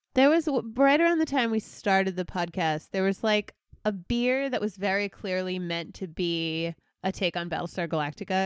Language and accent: English; United States; As an American